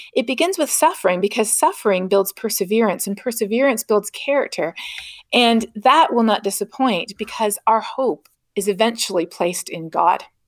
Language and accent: English; Canada; moved away; growing up in Canada